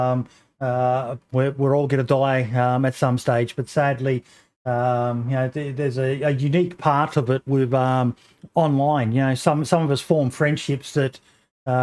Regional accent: Australia; me being an Aussie

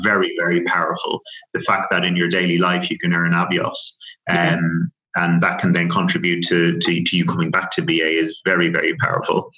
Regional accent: Dublin, Leinster, Ireland; moved away as an adult; also born or lived in France / Leeds; now in United Kingdom; born and raised in Dublin, as you as as you know, and the accent will give it away

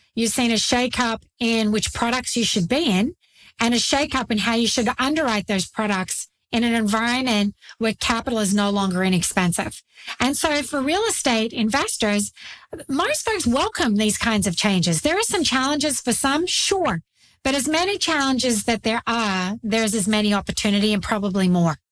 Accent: Australia; moved away as an adult; now in United States; I grew up in Australia, the land down under. I grew up very rural in a dairy farming community

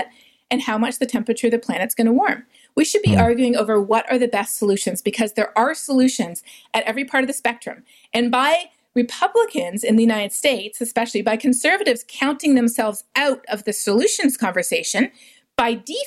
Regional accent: Canada; moved away; also born or lived in South America; growing up in Canada

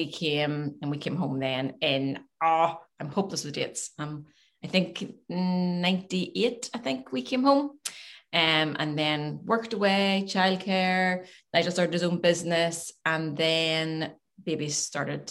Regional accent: Glengormley, Northern Ireland, United Kingdom; also born or lived in Manhattan Beach, California; Glengormley, I'm from Glengormley originally, went to Glengormley High

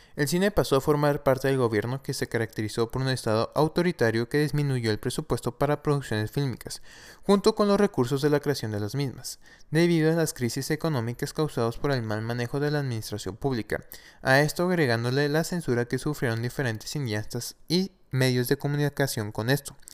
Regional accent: Mexico; la realidad que tenemos como pueblo mexicano

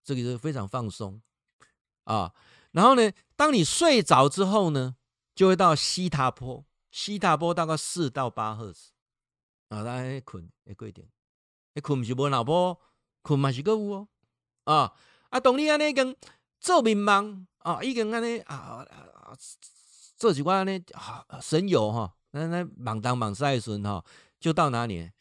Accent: Taiwan; 这一点就大陆跟我们差异很大了

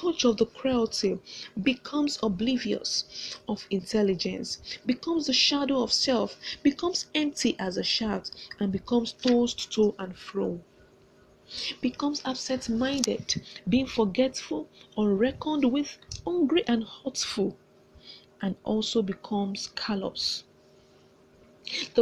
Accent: Nigeria; I'm a contestant from Nigeria

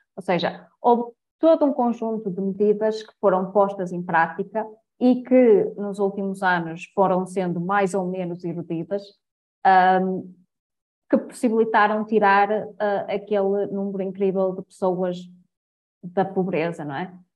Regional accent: Portugal; como portugueses

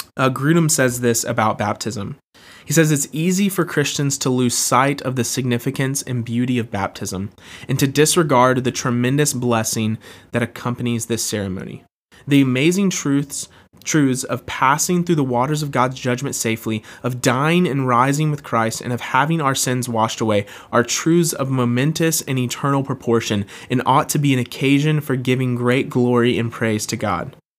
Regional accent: Jacksonville, Florida, United States; I was born and raised in Jacksonville, Florida, and uh, love where I'm from

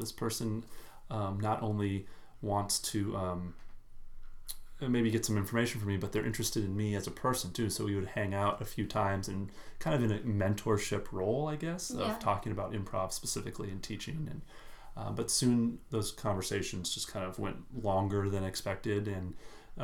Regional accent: Minnesota, United States; I'm from Minnesota.

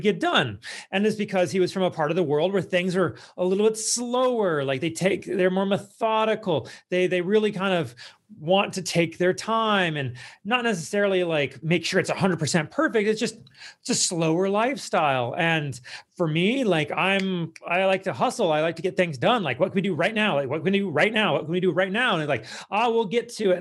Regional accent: United States; that's not how I was raised, like, as an American

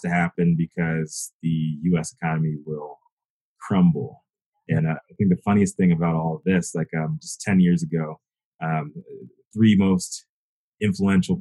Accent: the South, United States; I'm from the South

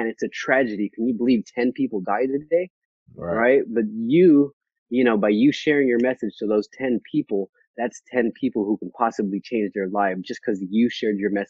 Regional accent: Vallejo, California, United States; moved away as an adult; also born or lived in Bay Area; now in Sacramento, United States; I'm from Vallejo, California

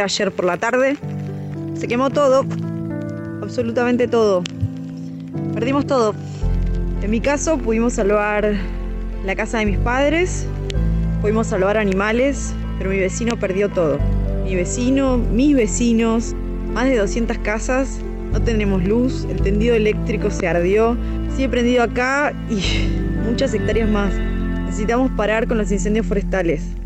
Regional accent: Las Golondrinas, Chubut, Argentina; soy de Las Golondrinas, un paraje que queda entre el Bolsón y Lago Puelo

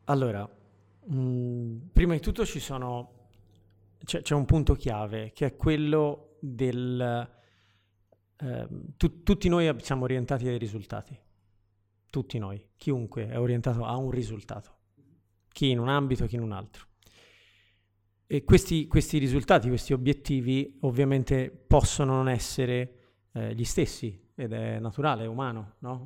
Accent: Florence, Tuscany, Italy; io sono di Firenze

